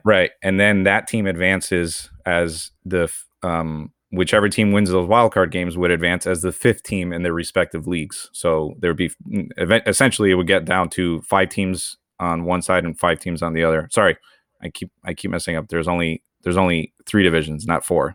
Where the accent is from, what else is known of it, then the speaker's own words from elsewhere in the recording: Venezuela; I was born in Venezuela